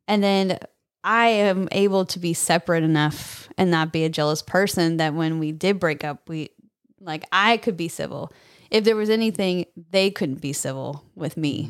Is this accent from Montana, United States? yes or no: no; California, United States; now in Texas, United States; I'm from California, moved here to Texas